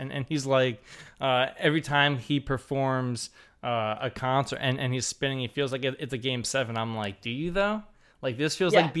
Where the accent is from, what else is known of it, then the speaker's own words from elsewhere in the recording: Jersey Shore, New Jersey, United States; I'm from the Jersey Shore, not like these people that just vacation at the Jersey Shore.